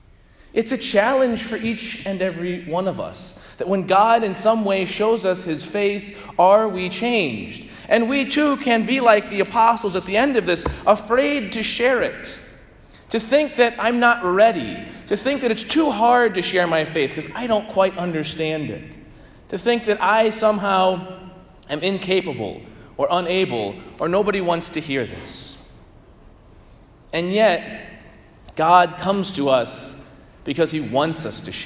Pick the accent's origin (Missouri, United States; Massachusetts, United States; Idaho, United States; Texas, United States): Missouri, United States; St. Louis; growing up in St. Louis